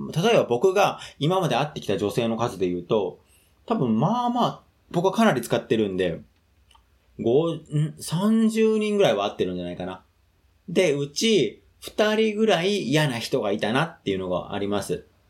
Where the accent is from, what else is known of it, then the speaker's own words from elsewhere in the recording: Tokyo, Japan; 僕はもともと上野の方の出身なので